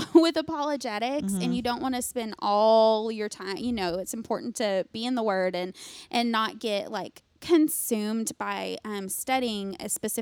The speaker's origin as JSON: {"language": "English", "region": "the Bible Belt", "country": "United States", "tie": "born or raised there", "said": "I grew up in the Bible Belt."}